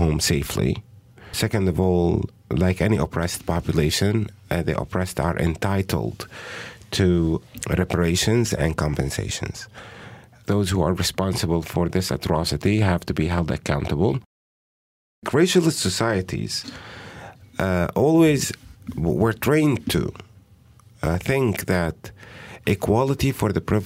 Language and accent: English; Palestine